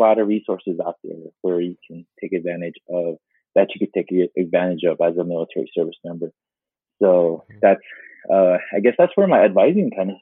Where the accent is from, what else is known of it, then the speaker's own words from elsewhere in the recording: United States; moved away; I was born and raised on the Navajo Reservation.